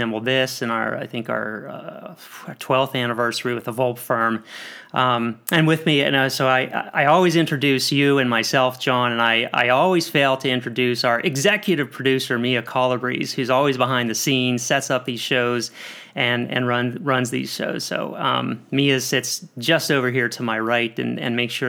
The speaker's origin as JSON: {"language": "English", "region": "Pennsylvania", "country": "United States", "moved": "yes", "lives_now": "Atlanta, United States", "said": "I'm also from Pennsylvania"}